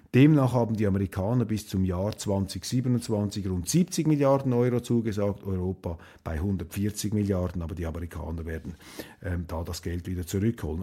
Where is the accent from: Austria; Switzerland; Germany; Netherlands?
Switzerland; als Schweizer